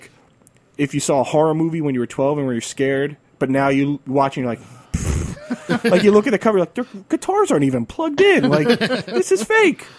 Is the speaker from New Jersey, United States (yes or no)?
yes; New Jersey, United States; I grew up in New Jersey, and my brother was a DJ at City Gardens in Trenton